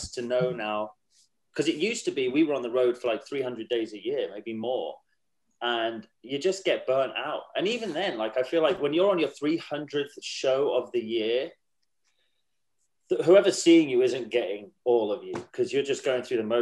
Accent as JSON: {"language": "English", "region": "England", "country": "United Kingdom", "tie": "born or raised there", "accent": "English", "moved": "yes", "lives_now": "United States", "said": "we're an English band. You know, we are a British band. It doesn't matter that we live in the States. We're British. We started in England. We're all born in England"}